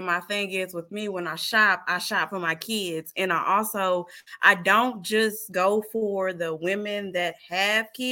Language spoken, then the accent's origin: English; Fort Smith, Arkansas, United States; now in Little Rock, United States; I'm from Arkansas, born and raised. I'm from Fort Smith, but I reside in Little Rock